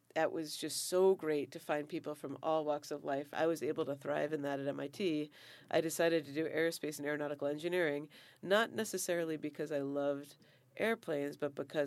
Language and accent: English; Foxborough, Massachusetts, United States; moved away as an adult; now in Santa Barbara, United States; I grew up in Foxborough, Massachusetts, which was 99%, 99.99% probably white